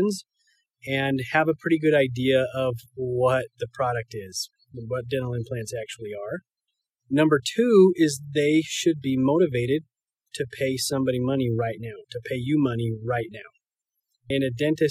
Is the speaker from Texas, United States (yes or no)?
no; Iona, Idaho, United States; moved away; I'm up in my hometown of Iona, Idaho.